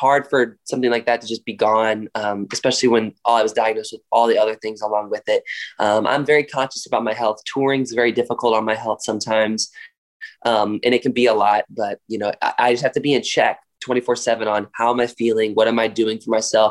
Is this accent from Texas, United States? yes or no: no; Raleigh, North Carolina, United States; I grew up in Raleigh, North Carolina. That's born and raised there